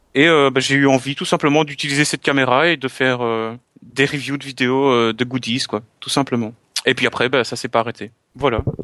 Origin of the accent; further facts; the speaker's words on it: Belgium; je suis belge.